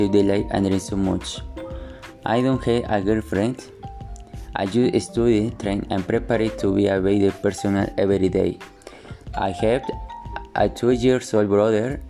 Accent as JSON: {"language": "English", "region": "Mexico City", "country": "Mexico", "tie": "born or raised there", "second_language": "English", "said": "I was born in Mexico City"}